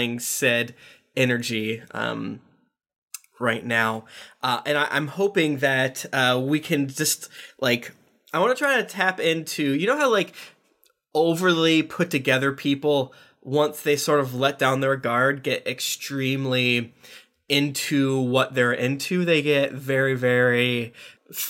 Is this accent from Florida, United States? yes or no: yes; Florida, United States; I'm from Florida where there's no rules